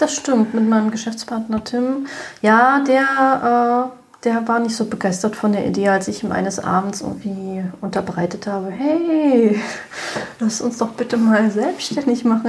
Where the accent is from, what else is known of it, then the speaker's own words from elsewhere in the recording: Berlin, Germany; ich bin gebürtige Berlinerin und betreibe auch hier in Berlin seit zehn Jahren